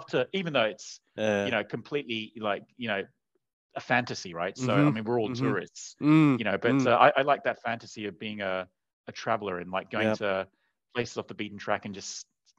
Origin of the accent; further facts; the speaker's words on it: Sydney, New South Wales, Australia; also born or lived in Asia; I grew up eating them in Sydney, but I didn't even know what they were. So because all the bakeries were run by Vietnamese immigrants, and they just have these. And so then it was only years later when I moved to Asia.